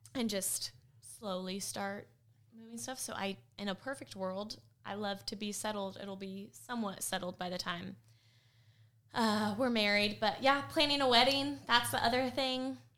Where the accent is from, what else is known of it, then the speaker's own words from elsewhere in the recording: California, United States; moved away as an adult; also born or lived in Middle Tennessee; now in Tennessee, United States; I'm from California. I'm one of those. Came from California to sweet old Middle Tennessee